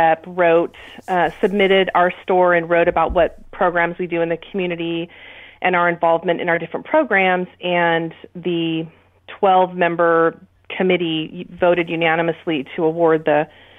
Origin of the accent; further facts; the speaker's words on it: Aptos, California, United States; moved away as an adult; also born or lived in Sacramento, California; I grew up in Aptos.